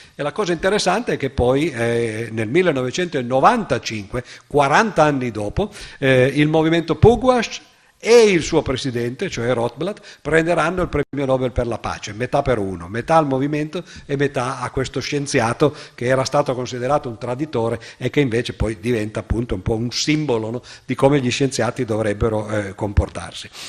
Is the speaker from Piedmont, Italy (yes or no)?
yes; Cuneo, Piedmont, Italy; nella città dove sono nato io, a Cuneo